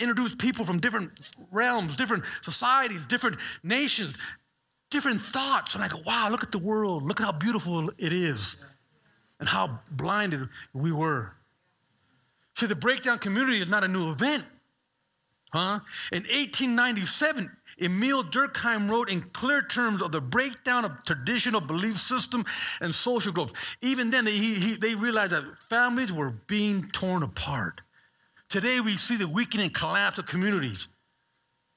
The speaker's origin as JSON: {"language": "English", "area": "Bay Area", "region": "California", "country": "United States"}